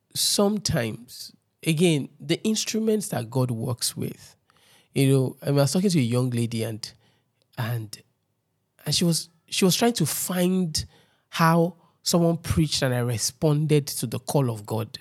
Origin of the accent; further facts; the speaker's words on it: Lagos, Nigeria; I grew up in Ojudu